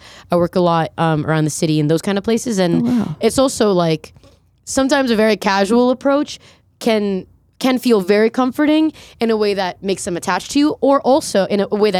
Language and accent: English; Fort Lauderdale, Florida, United States; also born or lived in Colombia; now in New York, United States; Yeah, I was born in Colombia, and then we immigrated here on like political immunity when I was three to South Florida.